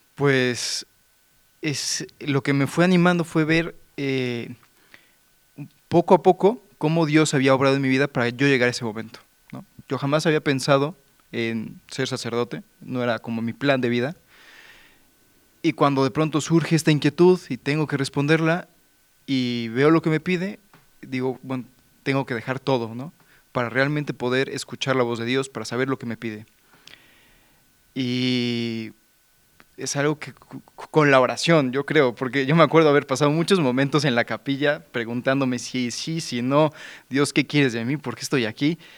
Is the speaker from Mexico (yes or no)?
yes; Mexico; yo soy de México, tengo 28 años